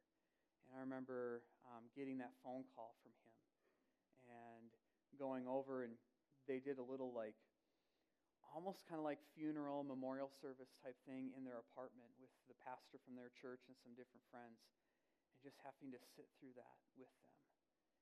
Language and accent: English; Wisconsin, United States; now in Woodbury; I grew up in Wisconsin